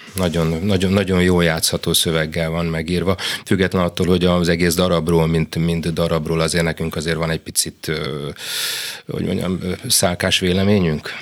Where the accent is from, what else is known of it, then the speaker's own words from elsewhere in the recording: Budapest, Hungary; also born or lived in Kaposvár / Zalaegerszeg / Szeged / Szolnok; Én mindig azt mondtam, hogy Pesti vagyok